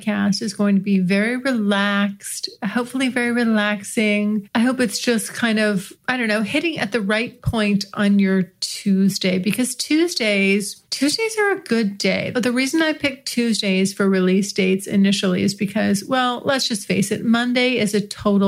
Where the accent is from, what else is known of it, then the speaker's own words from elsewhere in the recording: United States; accent: American; my American accent